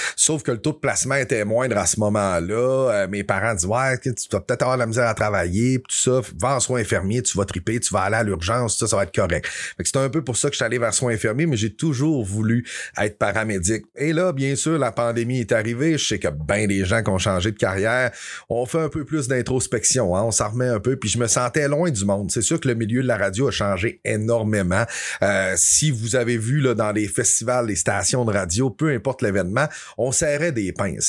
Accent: Dolbeau-Mistassini, Quebec, Canada; je suis un gars qui vient de Dolbeau. Je viens de Dolbeau-Mistassini, dans le haut du lac Saint-Jean

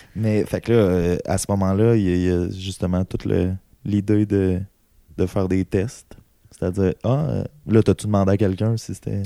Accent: Amos, Quebec, Canada; je viens d'Amos

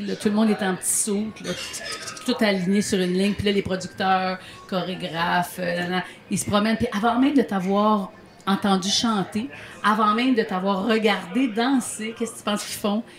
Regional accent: Montérégie, near Longueuil, Quebec, Canada; je suis née à Villelemoine, en Montérégie, juste à côté de Longueuil.

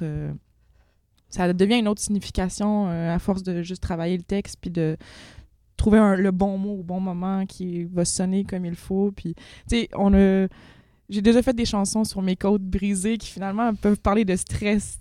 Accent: Quebec, Canada; on est au Québec

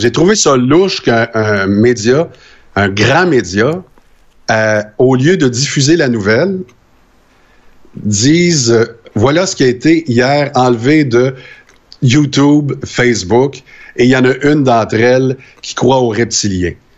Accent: Quebec, Canada; je suis québécois

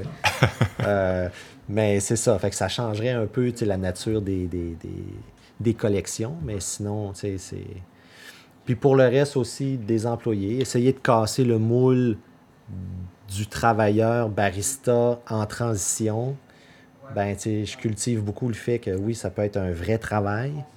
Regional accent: north side of the Gaspé Peninsula, Quebec, Canada; je viens pas d'ici. Moi, je viens du côté nord de la Gaspésie.

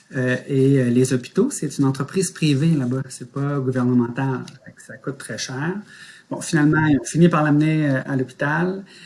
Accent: Quebec City, Quebec, Canada; also born or lived in Montreal; je suis né à Montréal, mais mes parents, j'ai, on a déménagé très tôt. Mon père était contrôleur aérien, donc euh, j'avais pas encore un an que je suis déménagé à cette île, pas longtemps. Puis euh, euh, ensuite Québec. Donc c'est vraiment Québec là, depuis que je suis tout petit

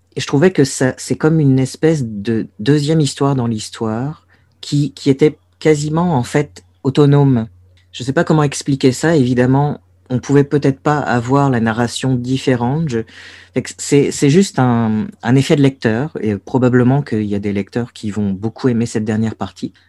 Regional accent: Brest, Brittany, France; moved away as an adult; Brest, j'ai beau trouver cette ville archimoche. C'est là d'où je viens c'est là où j'ai grandi

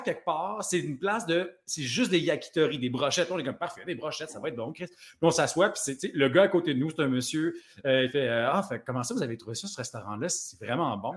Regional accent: Plessisville, Quebec, Canada; moi, je viens, euh, de Plessisville

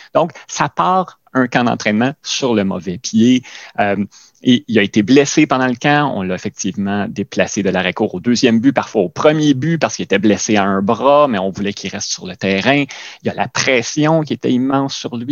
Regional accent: Quebec, Canada; nous, peut-être encore plus en tant que Québécois

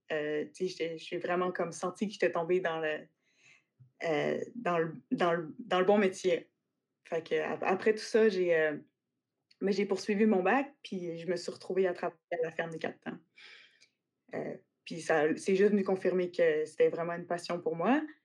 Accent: Quebec City, Quebec, Canada; also born or lived in Western Canada / Australia; j'ai grandi à Québec plus en ville

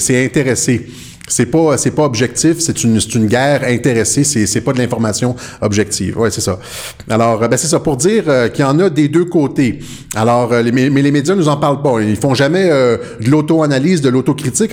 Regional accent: Quebec, Canada; chez nous au Québec

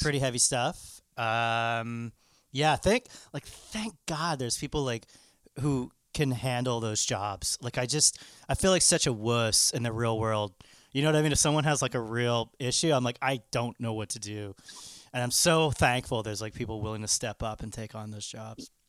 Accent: Canada

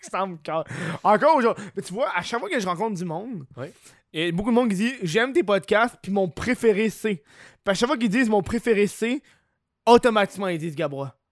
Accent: Quebec, Canada; je suis un Québécois moyen

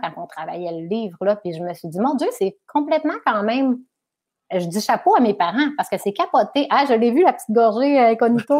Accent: Chicoutimi, Quebec, Canada; also born or lived in Alma / Arvida; je suis originaire du Saguenay-Lac-Saint-Jean, parce qu'on est resté à, je, suis née, on vivait à Chicoutimi-Nord, ensuite Chicoutimi

